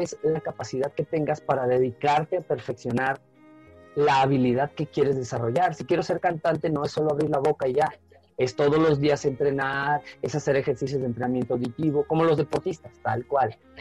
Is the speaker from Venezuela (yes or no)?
yes; Venezuela; moved away as an adult; now in Mexico; Yo soy latinoamericano, soy caribeño, soy de Venezuela